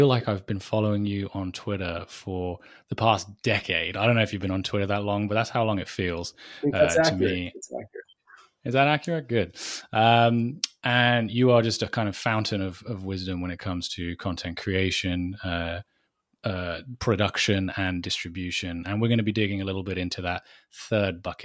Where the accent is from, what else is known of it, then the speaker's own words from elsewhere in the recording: United Kingdom; I'm probably one of the only Brits out there that couldn't care less about English football